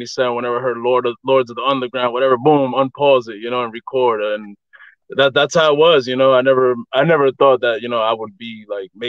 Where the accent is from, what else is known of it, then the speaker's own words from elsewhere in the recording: Brentwood, New York, United States; I'm from Brentwood, New York. That's in Long Island.